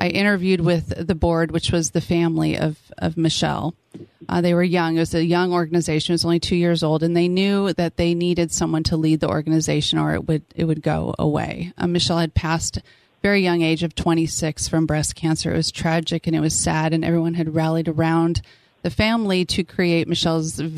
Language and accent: English; San Diego, California, United States; now in Temecula, United States; I was born and raised in San Diego and went to San Diego State, go Aztecs. Moved to Temecula with my young family